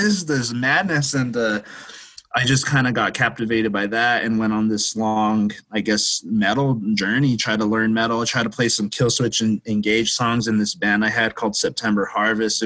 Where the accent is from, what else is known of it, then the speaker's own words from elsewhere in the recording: Silver City, New Mexico, United States; now in Santa Fe, United States; I'm hailing from Silver City, New Mexico. Originally